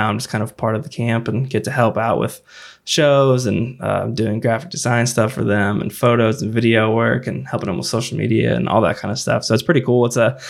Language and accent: English; Jacksonville, Illinois, United States; played in my hometown or my home college town of Jacksonville, Illinois, which was cool.